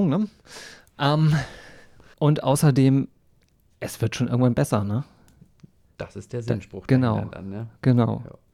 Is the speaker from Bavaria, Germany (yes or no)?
no; Schleswig-Holstein, Germany; ich bin ja nun in der plattdeutschen Ecke aufgewachsen in Nordfriesland und habe aber nie plattdeutsch gesprochen, wirklich.